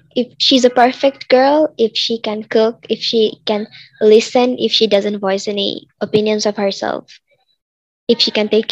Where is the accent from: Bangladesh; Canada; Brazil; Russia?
Bangladesh; I am 16 years old and I am from Bangladesh